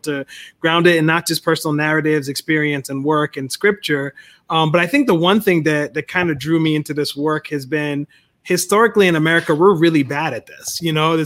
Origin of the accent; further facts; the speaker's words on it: Liberia; now in United States; I was born in Liberia.